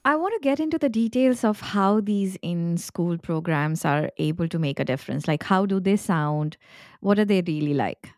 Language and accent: English; India; moved away; I was born and raised in India